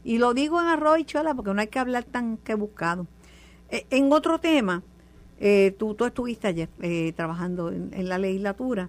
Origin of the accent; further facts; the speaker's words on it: Puerto Rico; soy una puertorriqueña